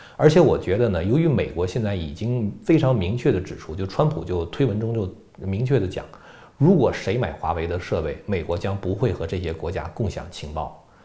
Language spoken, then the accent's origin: Chinese; Beijing, China; accent: Beijing dialect; 用北京话来说的话